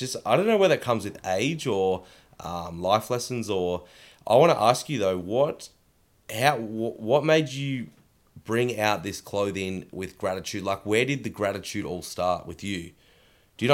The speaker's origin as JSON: {"language": "English", "town": "Horsham", "region": "Victoria", "country": "Australia", "tie": "born or raised there", "also_born_or_lived": "Noosa", "said": "So yeah, I was born in Horsham, Victoria. So down near Melbourne, and I lived there for 10 years and then I moved up to Noosa, where my parents currently live."}